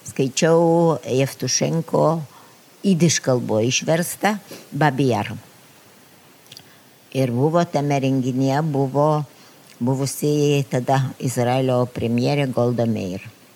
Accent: Lithuania; moved away as an adult; now in Israel; bet aš esu iš Lietuvos, kuri yra okupuota.

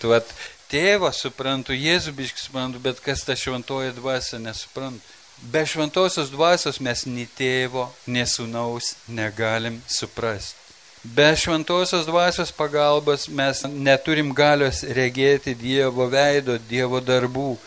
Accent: Lithuania; mes lietuviai

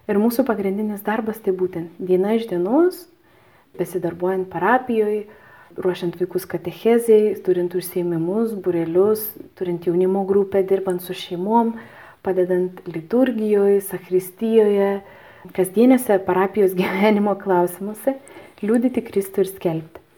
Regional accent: Lithuania; aš esu lietuvė

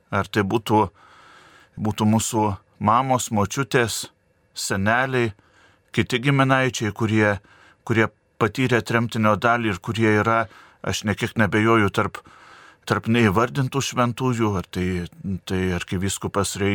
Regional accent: Lithuania; nepamiršti, nepamiršti pačių savęs, nepamiršti, kad, e, kad esam lietuviai.

